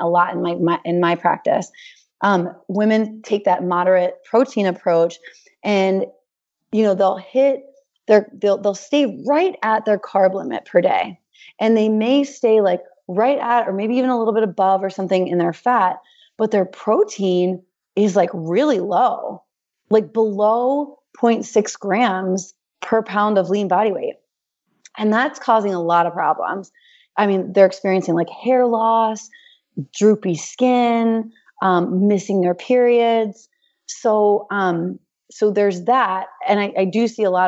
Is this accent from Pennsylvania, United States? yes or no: yes; Hershey, Pennsylvania, United States; moved away; We're from Hershey, Pennsylvania, BT Dubs. So like I grew up with chocolate milk in my bottle